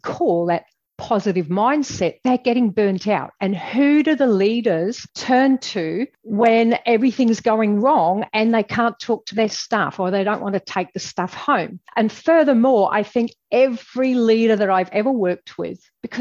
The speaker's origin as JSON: {"language": "English", "region": "England", "country": "United Kingdom", "moved": "as an adult", "lives_now": "Australia", "said": "I'm originally from England, as you'll probably gather by my accent."}